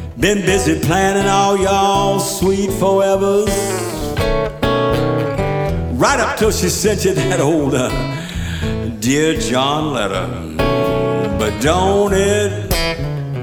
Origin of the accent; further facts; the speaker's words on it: Tybee Island, Georgia, United States; I grew up on Tybee Island, Georgia.